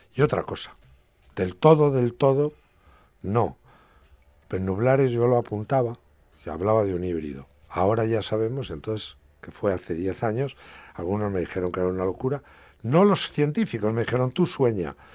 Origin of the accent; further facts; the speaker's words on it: Bujalaro, Castilla-La Mancha, Spain; mi pueblo, en Bujalaro.